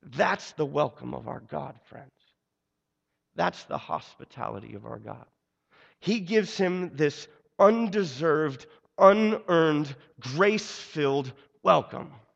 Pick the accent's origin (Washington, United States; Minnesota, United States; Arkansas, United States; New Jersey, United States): Washington, United States; Seattle; moved away; also born or lived in Brooklyn; I was born and raised in Seattle